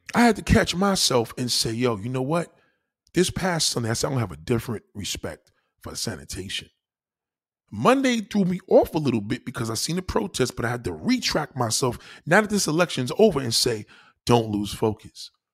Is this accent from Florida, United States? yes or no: no; New York City, New York, United States; I'm a New York City slicker, I'm a New Yorker